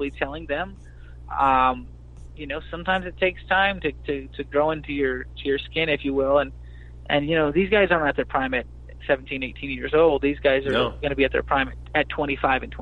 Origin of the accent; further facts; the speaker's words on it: Houston, Texas, United States; as far as homegrown Texas guys, I mean, I was born in Houston